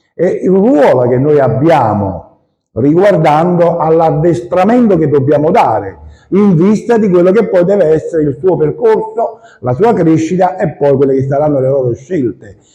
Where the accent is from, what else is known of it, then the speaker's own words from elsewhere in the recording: Maddaloni, Campania, Italy; nel mio paese, perché io sono della provincia di Caserta, Maddaloni